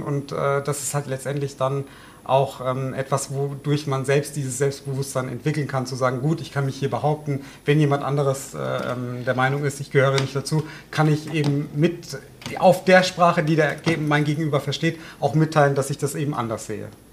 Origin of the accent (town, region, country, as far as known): Odenwald, Hesse, Germany